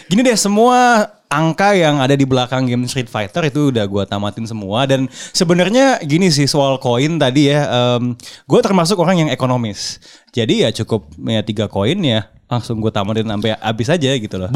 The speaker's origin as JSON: {"language": "Indonesian", "town": "Lumajang", "region": "East Java", "country": "Indonesia", "tie": "born or raised there", "said": "Dari kampung saya Lumajang, ya."}